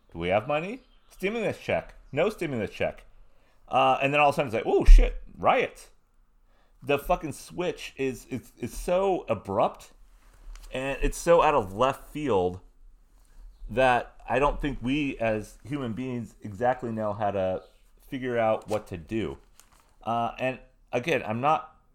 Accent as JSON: {"language": "English", "region": "Southern California", "country": "United States", "tie": "born or raised there", "said": "I was a punk rock kid, growing up in Southern California, being in bands."}